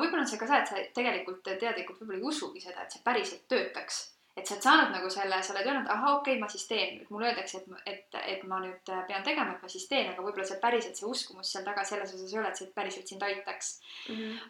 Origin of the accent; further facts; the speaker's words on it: Loksa, Harju County, Estonia; sellest kohast, kust ma pärit olen, et Loksa